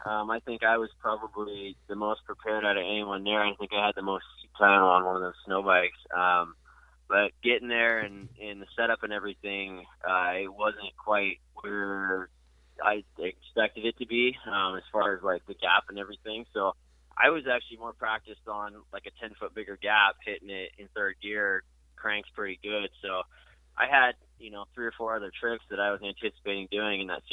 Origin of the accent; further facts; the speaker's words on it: Washington, United States; my hometown area up in Washington State